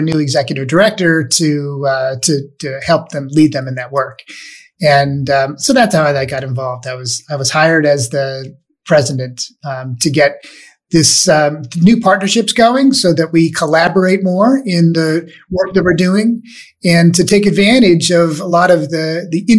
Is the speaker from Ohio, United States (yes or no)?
no; Scranton, Pennsylvania, United States; moved away as an adult; I was born and raised in Scranton, and I just moved back here with my family 7 years ago